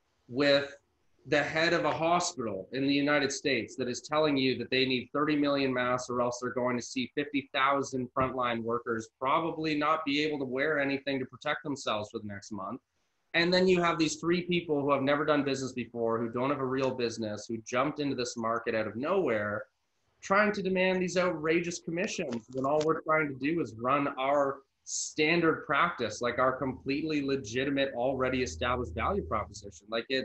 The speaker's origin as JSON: {"language": "English", "country": "Canada", "said": "I'm Canadian"}